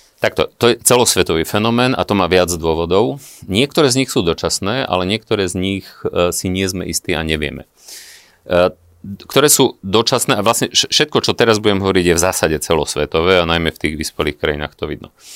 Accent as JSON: {"language": "Slovak", "town": "Vranov nad Topľou", "region": "Prešov Region", "country": "Slovakia", "said": "Ja som z malého mesta, ja som, ja som z Vranova. Dnes mi tam žije rodina"}